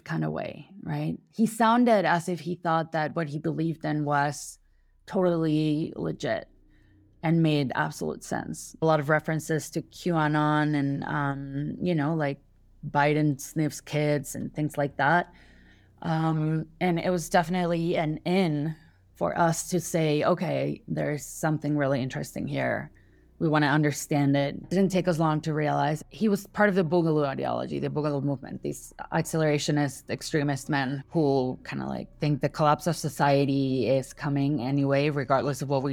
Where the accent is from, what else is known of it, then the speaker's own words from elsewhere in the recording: Mexico City, Mexico; I was born and raised in Mexico City